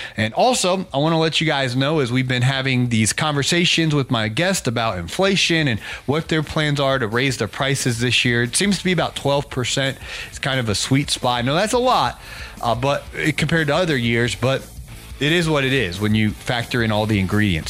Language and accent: English; Ohio, United States; I grew up in Ohio